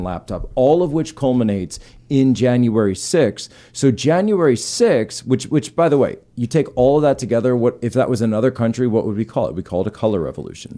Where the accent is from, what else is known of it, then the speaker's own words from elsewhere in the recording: East Coast, United States; we're both from the East